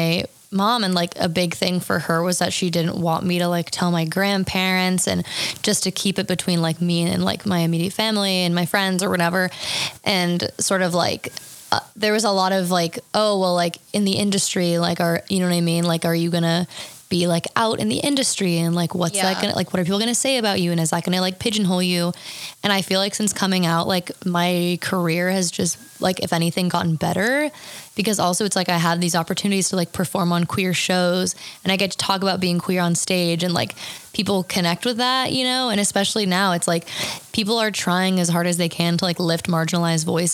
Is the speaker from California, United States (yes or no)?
yes; Lafayette, California, United States; I'm from, just from the Bay Area, but like East Bay, Lafayette